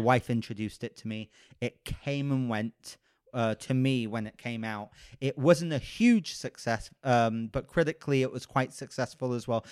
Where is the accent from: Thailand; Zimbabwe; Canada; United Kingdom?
United Kingdom; I'm British